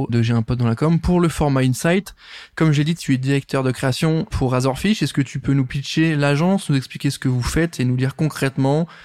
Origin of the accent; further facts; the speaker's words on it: Nancy, Grand Est, France; T'as bien dit Nancy? Ouais. Ok, parce que c'est là d'où je viens